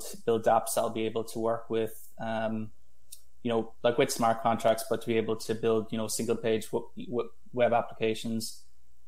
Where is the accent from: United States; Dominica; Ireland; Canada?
Ireland; I'm from Ireland, and I studied in UCC